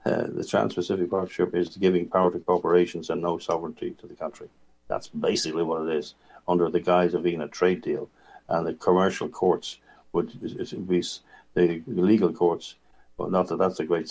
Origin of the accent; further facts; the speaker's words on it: Ireland; moved away; I say as an Irish person